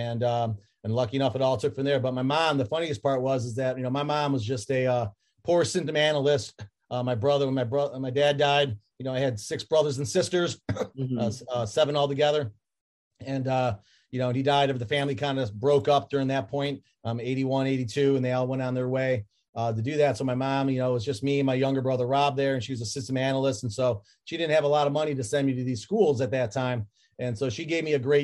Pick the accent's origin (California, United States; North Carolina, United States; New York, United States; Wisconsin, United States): New York, United States; Irondequoit; also born or lived in Fairport, New York; when my dad passed, we moved from Fairport, New York to Irondequoit, New York